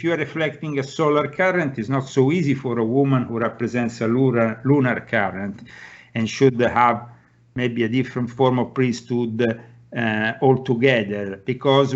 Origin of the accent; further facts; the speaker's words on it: Italy; now in United States; I come from Italy, I didn't know anybody here